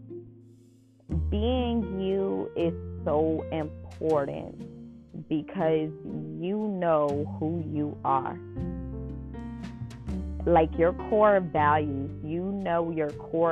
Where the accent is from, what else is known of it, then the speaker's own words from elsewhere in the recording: New Orleans, Louisiana, United States; I'm from New Orleans, so I'm a hometown girl